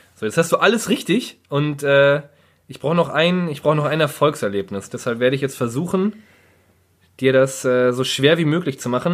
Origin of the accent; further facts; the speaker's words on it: Germany; als guter Deutscher